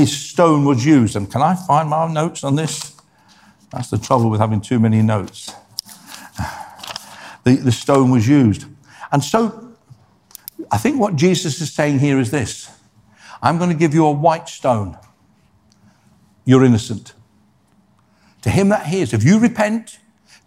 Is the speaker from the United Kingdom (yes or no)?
yes; Scotland, United Kingdom; also born or lived in Ireland; I was born in Scotland